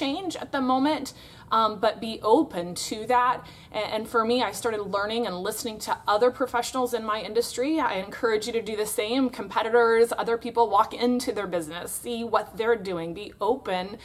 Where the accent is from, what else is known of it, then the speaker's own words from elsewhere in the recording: Florida, United States; I am from Florida in the United States of America